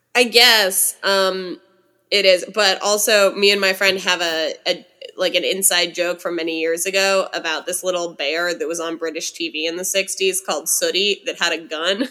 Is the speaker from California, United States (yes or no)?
yes; California, United States; as a Californian